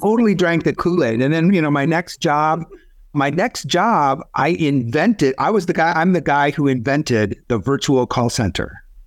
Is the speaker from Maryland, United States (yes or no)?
no; Michigan, United States; moved away as an adult; also born or lived in Arizona; I grew up in Michigan, got married right after Michigan Business School